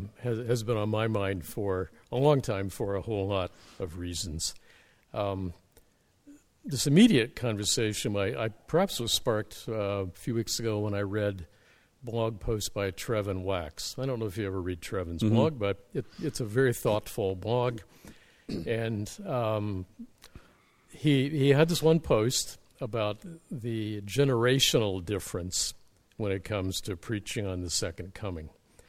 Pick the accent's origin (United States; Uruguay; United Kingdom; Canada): Canada; I'm a Canadian as an ecclesiastical refugee from the evangelical battle of Armageddon.